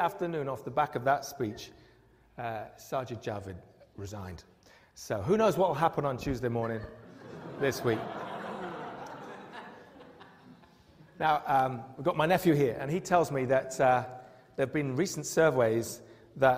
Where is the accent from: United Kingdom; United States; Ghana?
United Kingdom; we're British